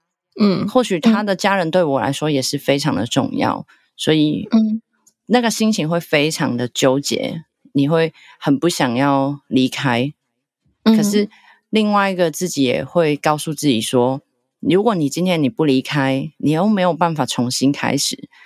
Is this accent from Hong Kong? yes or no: yes; Hong Kong; moved away as an adult; now in Taiwan; 因为我不是台湾人。因为我是香港的，